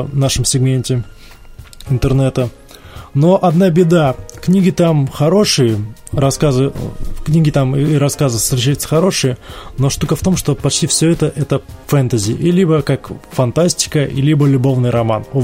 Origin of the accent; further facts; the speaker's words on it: Ryazan Oblast, Russia; accent: Ryazan; Простите мой рязанский акцент.